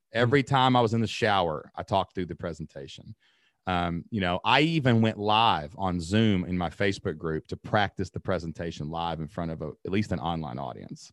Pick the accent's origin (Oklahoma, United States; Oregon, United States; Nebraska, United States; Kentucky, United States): Kentucky, United States; Southeast; accent: Kentucky; My accent, Kentucky